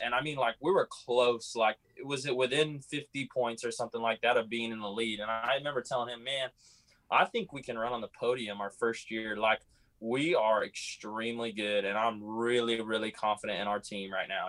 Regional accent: California, United States; I was from California

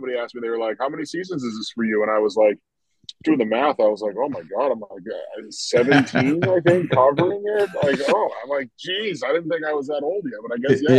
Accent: Boston, Massachusetts, United States; So I'm from the Boston area. A lot of college hockey around here, obviously. I went to Merrimack 20 years ago now

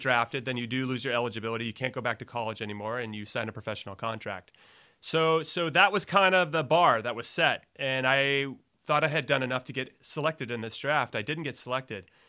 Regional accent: Los Angeles, California, United States; also born or lived in New York City; now in north of San Francisco, United States; I'm from L A, so coming back to California was good

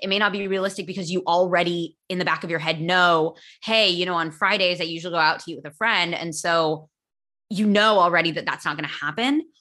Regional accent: United States; first language English; I am American

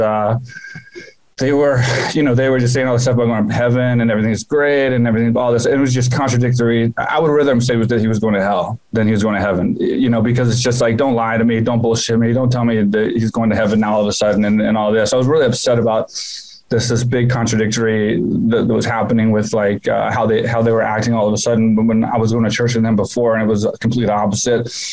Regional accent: Houston, Texas, United States; moved away as an adult; now in Thailand; my hometown for the first time, Houston

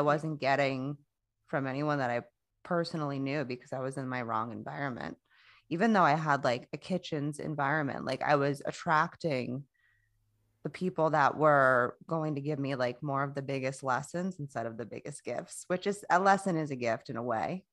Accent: Florida, United States; I'm from Florida

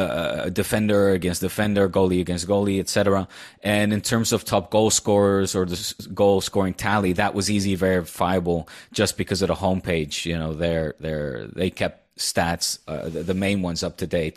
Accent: Netherlands; accent: Dutch; now in Spain; I'm letting my Dutch accent come out

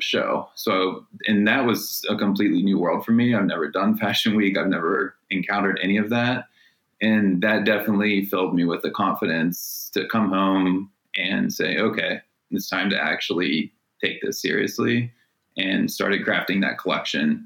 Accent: Wellsville, Ohio, United States; now in Cleveland, United States; growing up in Wellsville

